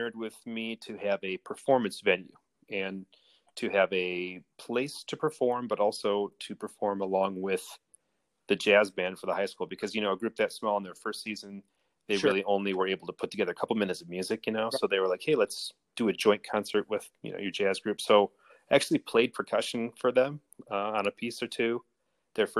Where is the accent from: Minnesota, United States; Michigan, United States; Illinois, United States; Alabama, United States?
Michigan, United States; Rochester; also born or lived in Royal Oak, Michigan / East Lansing, Michigan; I grew up in Royal Oak and then moved to Rochester and went to Rochester schools